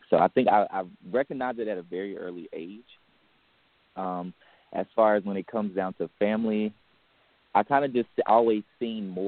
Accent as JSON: {"language": "English", "town": "Charlotte", "region": "North Carolina", "country": "United States", "said": "the nearest city will be Charlotte, North Carolina. So I am hailing from the Queen City."}